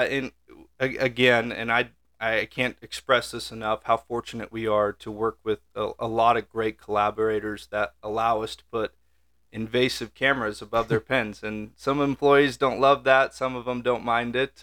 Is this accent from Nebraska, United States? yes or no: yes; York, Nebraska, United States; I'm originally just right down the road here, uh, from D N A Genetics from York, Nebraska is where I grew up